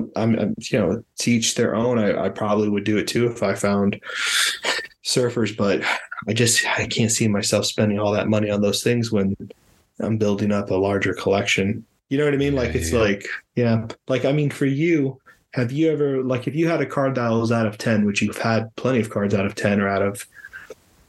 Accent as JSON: {"language": "English", "town": "Miami", "region": "Florida", "country": "United States", "said": "I'm from Miami"}